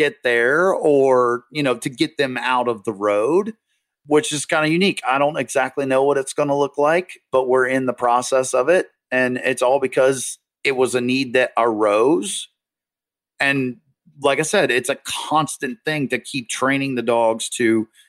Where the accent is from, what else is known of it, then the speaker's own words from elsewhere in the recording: North Carolina, United States; now in Massachusetts, United States; North Carolina.